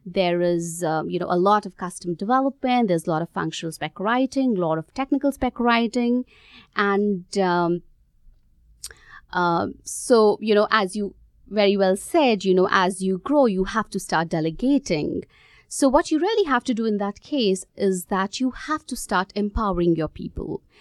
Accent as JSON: {"language": "English", "country": "India", "tie": "born or raised there", "also_born_or_lived": "Gurgaon, India / Australia", "moved": "as an adult", "said": "I grew up in India"}